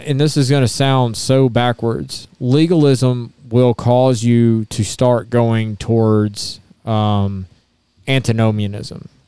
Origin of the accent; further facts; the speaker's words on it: Baton Rouge, Louisiana, United States; moved away; I grew up in Baton Rouge, Louisiana.